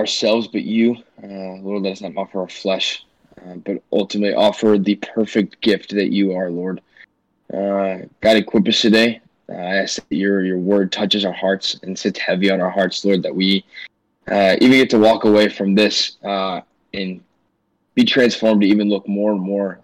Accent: St. Louis, Missouri, United States; I'm from St. Louis, go to Missouri Baptist University

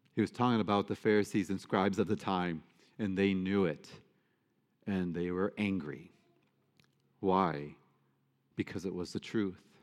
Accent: Detroit, Michigan, United States; I grew up in Detroit

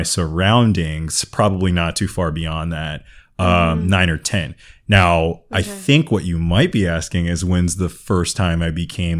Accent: Los Angeles, California, United States; as a young African-American boy growing up in South Central LA in the 80s

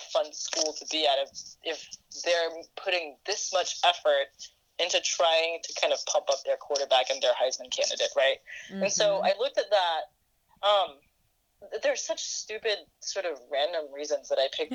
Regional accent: Singapore; now in United States; when I was growing up in Singapore

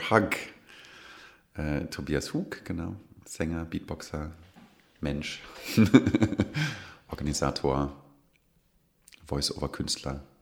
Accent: Kirchzarten, Baden-Württemberg, Germany; Ich komme ja aus Kirchzarten, sehr nah an Freiburg. Ich würde niemals sagen, es ist ein Vorort, aber es ist auf jeden Fall im Einzugsbereich.

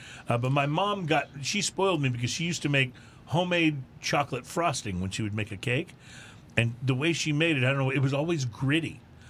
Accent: Atascosa County, Texas, United States; I grew up in Atascosa County of Texas.

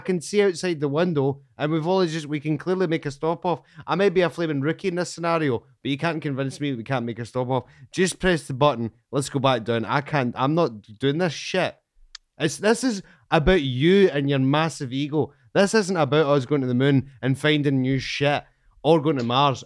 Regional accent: Scotland, United Kingdom; I'm from Scotland

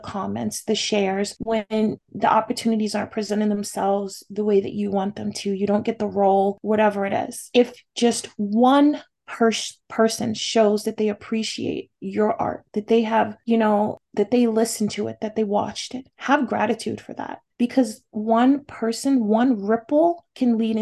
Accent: California, United States

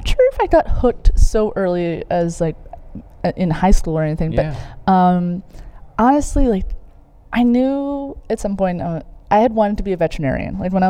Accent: North Bay, Ontario, Canada; North Bay. So about North 5 hours north of here.

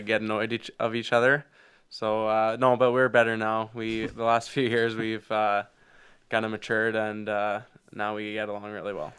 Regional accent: Foam Lake, Saskatchewan, Canada; we grew up in Foam Lake

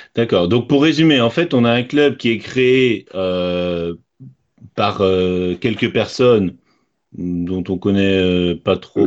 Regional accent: Rennes, Brittany, France; je suis rennais de naissance

